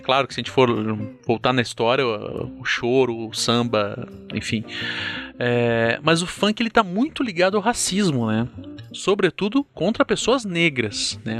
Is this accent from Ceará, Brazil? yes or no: no; Curitiba, Paraná, Brazil; como curitibano, né, cara, aqui sulista